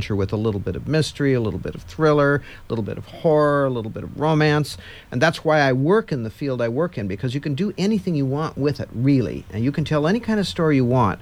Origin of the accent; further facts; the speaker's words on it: Midwest, United States; growing up in the Midwest in when I was a boy